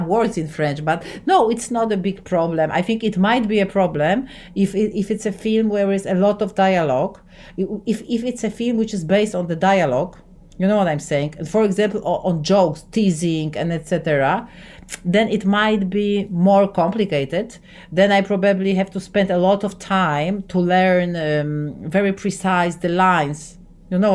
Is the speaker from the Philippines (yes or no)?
no; Poland; English is a second language; I'm from Poland